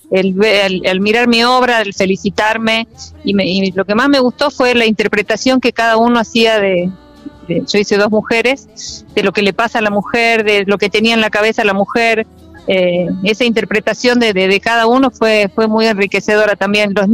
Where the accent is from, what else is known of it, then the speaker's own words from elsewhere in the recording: Jujuy, Argentina; Hola, bueno, vengo de Jujuy y bueno, muy feliz, esta mi primera vez en todo